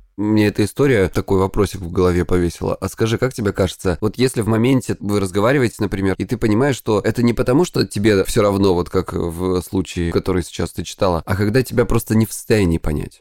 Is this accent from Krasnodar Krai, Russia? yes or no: yes; Krasnodar Krai, Russia; я из Кубани